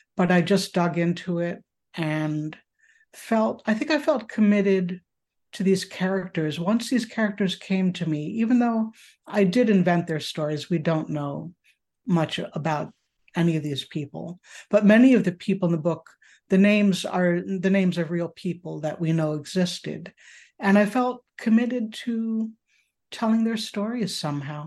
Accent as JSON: {"language": "English", "region": "upstate New York", "country": "United States", "tie": "born or raised there", "moved": "yes", "lives_now": "Chicago, United States", "said": "I was raised in upstate New York, actually, in a more rural area"}